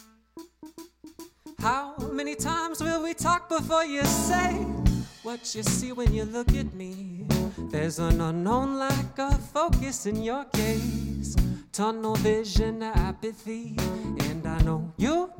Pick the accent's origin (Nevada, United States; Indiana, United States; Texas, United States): Indiana, United States; across the river from Louisville; now in Nashville, United States; I'm from here, well, across the river, but I tell most people not from here that I'm from Louisville